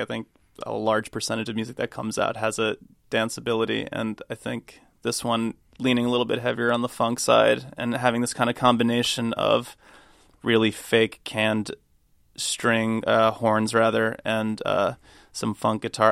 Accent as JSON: {"language": "English", "country": "United States", "moved": "as an adult", "lives_now": "London, United Kingdom", "said": "I moved to London four years ago, and I've been an American living in London for that time"}